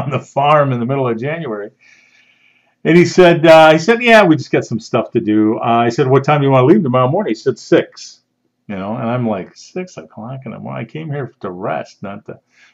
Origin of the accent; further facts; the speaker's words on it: outside of Chicago, Illinois, United States; I grew up outside of Chicago, never been on a farm